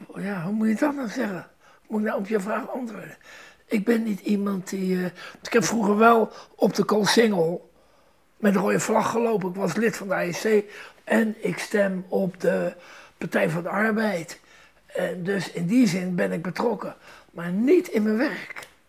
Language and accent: Dutch; Rotterdam, South Holland, Netherlands; moved away; Ik ben Rotterdammer